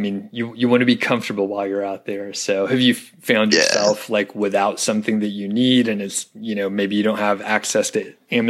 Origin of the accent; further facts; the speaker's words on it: Georgia, United States; now in Colorado, United States; I'm from Georgia originally.